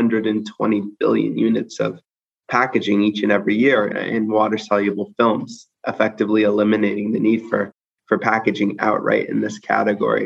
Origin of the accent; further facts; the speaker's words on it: Seattle, Washington, United States; I grew up in Seattle, Washington, the great Pacific Northwest.